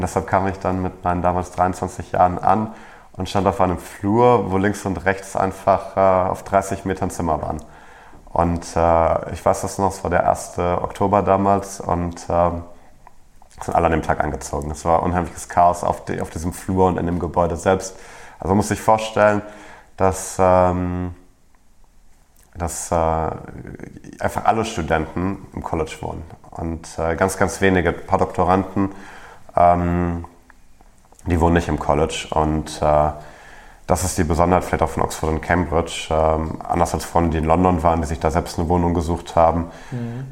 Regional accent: Germany; als Deutscher

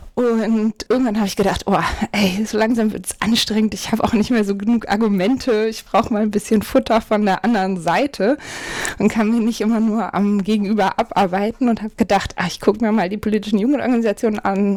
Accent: Hamburg, Germany; ich komme aus Hamburg-Eimsbüttel, also einem, kann man sagen, einem sehr grünen Bezirk in Hamburg

